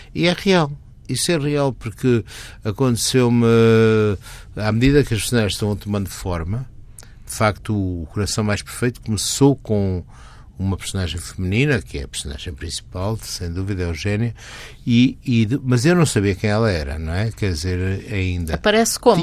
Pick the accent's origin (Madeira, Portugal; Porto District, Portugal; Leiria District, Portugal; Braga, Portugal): Porto District, Portugal; Porto; moved away as an adult; also born or lived in Geneva / France / Vancouver; now in Lisbon, Portugal; é a minha cidade natal e até é a minha raiz.